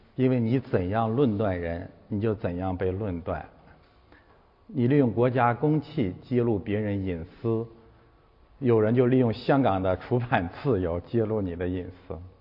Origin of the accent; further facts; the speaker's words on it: China; 我们都是中国人